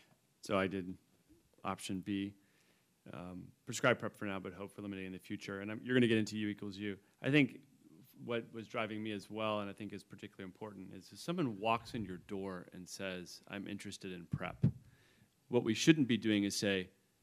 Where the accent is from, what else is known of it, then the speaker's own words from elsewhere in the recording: New England, United States; I come from New England